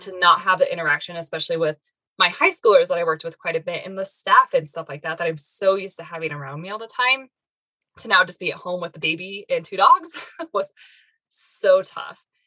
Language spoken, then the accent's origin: English; Arizona, United States; also born or lived in Northern Colorado; now in Colorado, United States; I originally was born and raised in Arizona, then moved up to Colorado, and I've been here ever since